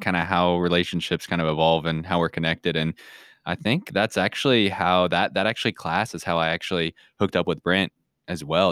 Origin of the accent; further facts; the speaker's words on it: Kansas City, Missouri, United States; now in Saint Joseph, United States; I grew up closer, uh, down to Kansas City, a suburb of Kansas City